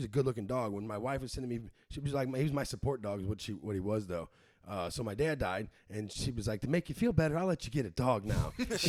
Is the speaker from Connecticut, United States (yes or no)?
no; St. Louis, Missouri, United States; I didn't leave Crown Delette